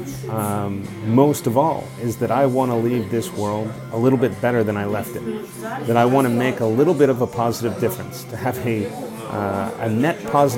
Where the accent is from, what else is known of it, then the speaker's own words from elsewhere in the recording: Texas, United States; moved away as an adult; my home country, in my home state of Texas